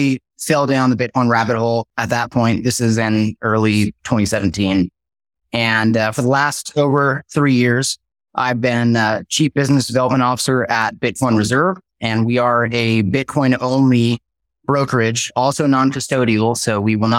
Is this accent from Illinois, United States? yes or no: no; California, United States; I grew up actually in one of the worst states in America, in my opinion, which is California